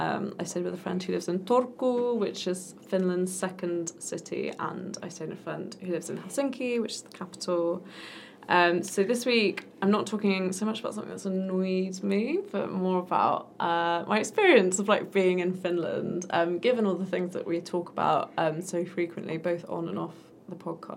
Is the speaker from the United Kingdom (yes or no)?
yes; England, United Kingdom; Which, as an English person, is like, wow. Yeah. Because in England, the people who speak languages are the children of migrants